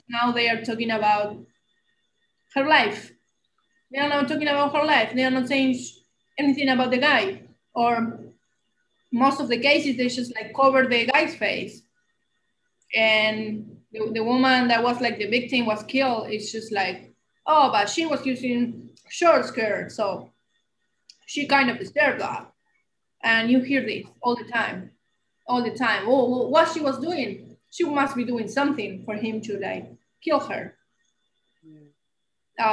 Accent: Argentina; first language Spanish; English is a second language; moved away as an adult; now in United States

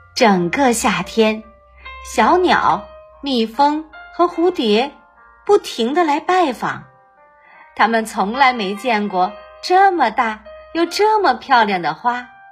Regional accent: Baoding, Hebei, China; 我是来自河北保定的

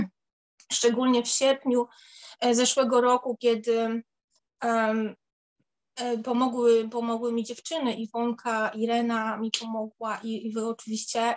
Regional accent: Warmian-Masurian Voivodeship, Poland; moved away as an adult; now in London, United Kingdom; u nas na Mazurach się nie, nie używa takiego słowa

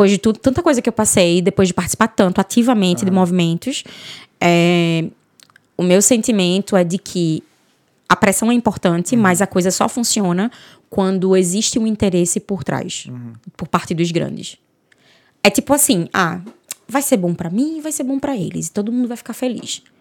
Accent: Northeast Region, Brazil; Eu sou uma mulher preta, é, eu sou nordestina, e eu venho de uma origem pobre, eu venho da origem da favela

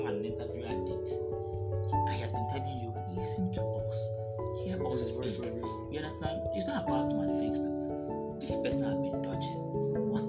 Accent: Abia, Nigeria; I'm from Abia State

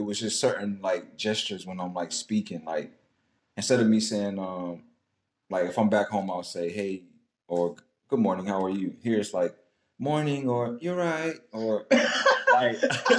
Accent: North Carolina, United States; moved away as an adult; now in Midlands, United Kingdom; I'm from North Carolina

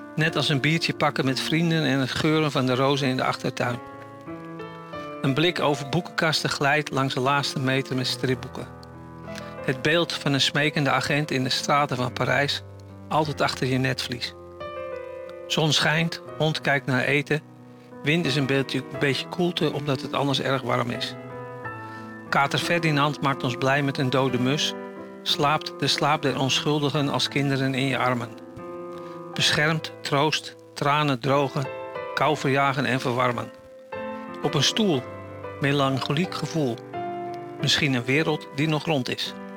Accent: Netherlands; now in Germany; als Nederlander

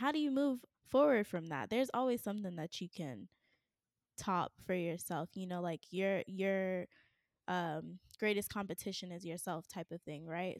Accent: Raleigh, North Carolina, United States; moved away as an adult; also born or lived in Atlanta / California; I had to move back to my hometown, and Raleigh is not a small town

